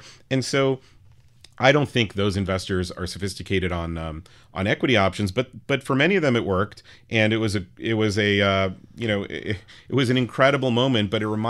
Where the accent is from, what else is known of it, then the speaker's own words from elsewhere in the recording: New York City, New York, United States; I grew up on the Upper West Side, which was not the safe place it is today back then in the late 80s